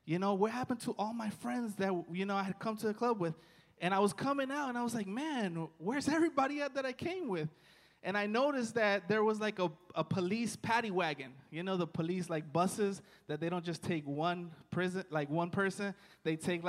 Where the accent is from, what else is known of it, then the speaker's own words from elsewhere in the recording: Washington, District of Columbia, United States; moved away; I'm from Washington, D.C.